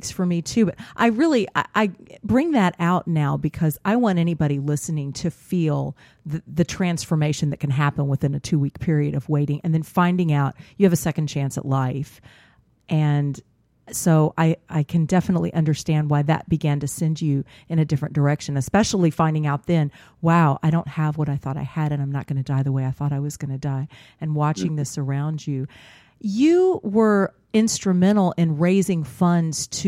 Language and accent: English; Houston, Texas, United States; I grew up in the Houston area